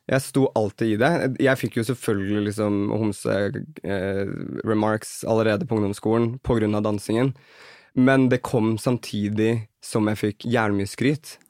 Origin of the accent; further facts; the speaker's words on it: Kolbotn, Akershus, Norway; Vi dannet en dansegruppe på Kolbotn, der jeg er fra.